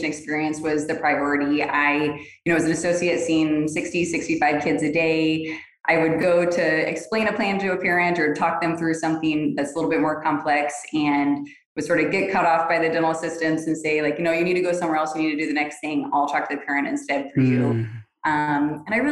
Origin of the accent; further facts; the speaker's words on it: Florida, United States; also born or lived in Alaska; now in Texas, United States; I'm from Florida